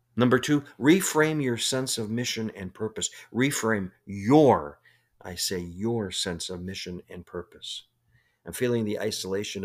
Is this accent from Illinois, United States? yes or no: yes; Chicago, Illinois, United States; I grew up in Chicago